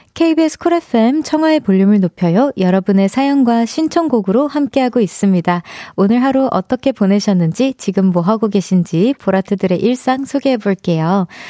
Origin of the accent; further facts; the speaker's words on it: Seoul, South Korea; 저는 서울 사람입니다